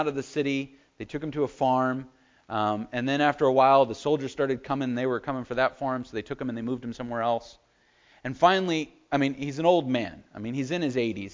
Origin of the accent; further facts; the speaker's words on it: United States; We as the American church